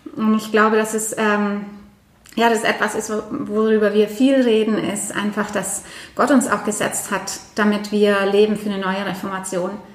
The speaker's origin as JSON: {"language": "German", "country": "Norway", "moved": "yes", "lives_now": "Germany", "said": "Ich komme aus Norwegen"}